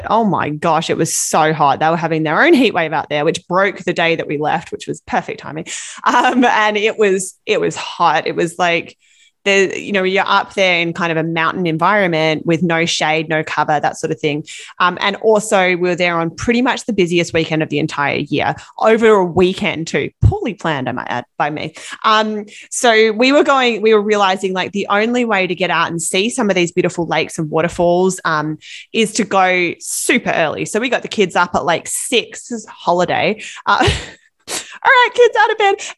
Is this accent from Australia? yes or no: yes; Australia; now in British Columbia, Canada; growing up in Australia, where it's hot all summer long